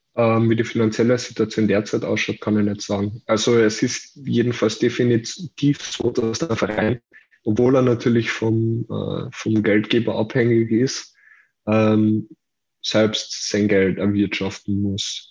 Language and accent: German; Carinthia, Austria; für mich als Kärntner